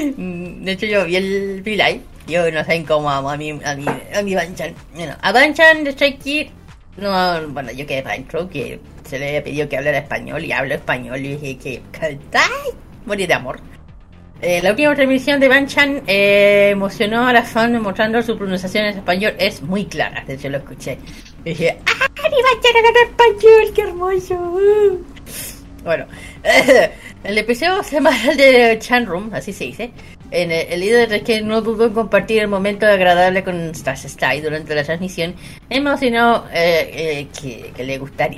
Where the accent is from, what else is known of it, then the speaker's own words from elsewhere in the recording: Chile; uno que es chileno